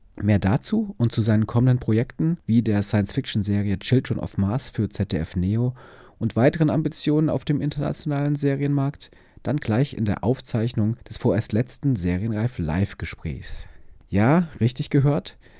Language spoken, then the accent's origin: German; West Germany, Germany; ich komme auch so total aus dem Westen